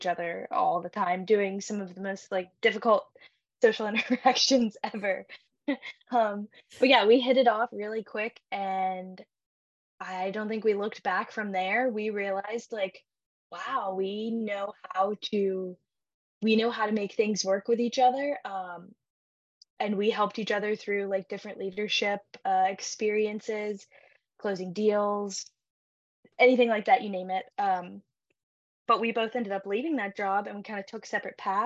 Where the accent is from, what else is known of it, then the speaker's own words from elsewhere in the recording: Augusta, Georgia, United States; moved away as an adult; also born or lived in Pittsburgh, Pennsylvania; I am originally from the Augusta area